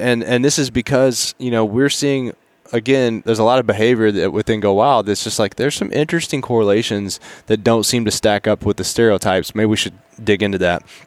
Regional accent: Appalachia, United States; I grew up in Appalachian mountain range

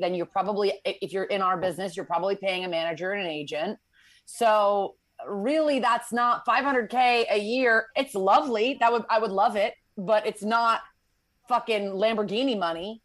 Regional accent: Connecticut, United States; now in Los Angeles, United States; I am from Connecticut

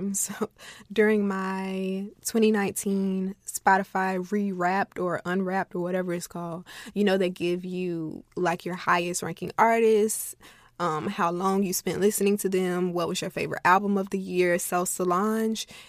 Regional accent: Florida, United States; I'm from Florida

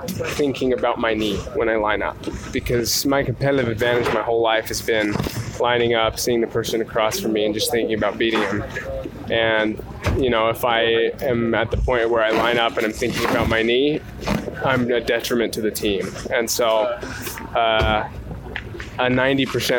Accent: Provo, Utah, United States; growing up in the Tim View football atmosphere

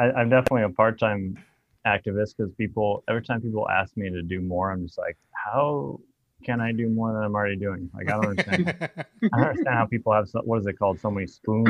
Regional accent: Blaine County, Idaho, United States; also born or lived in Pacific Northwest; now in Reno, United States; But I grew up in Idaho. Southern Idaho is the only Democratic county in the state, I think, until Boise flipped in, like, sometime around the early 2000s. But I grew up in Blaine

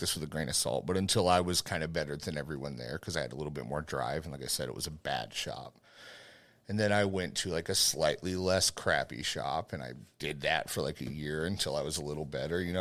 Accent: Fort Hood, Texas, United States; I grew up on Fort Hood, you know, so most of my time has been in this area

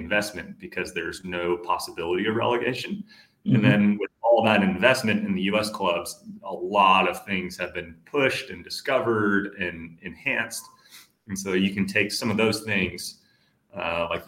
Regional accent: San Francisco Bay Area, California, United States; moved away as an adult; also born or lived in Dallas, Texas; now in Atlanta, United States; I grew up in California. I was born in the Bay Area, like San Francisco Bay Area.

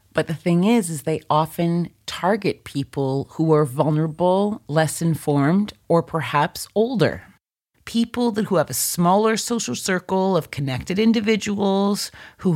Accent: Canada; my home country of Canada

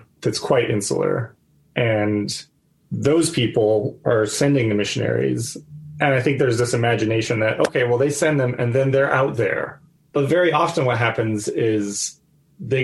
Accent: United States; moved away as an adult; now in Myanmar

